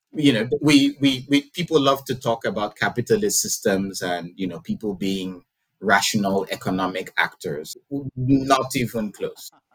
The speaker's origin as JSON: {"language": "English", "country": "Nigeria", "tie": "born or raised there", "said": "growing up in Nigeria, you, there was a lot of like Christian um, influenced messaging"}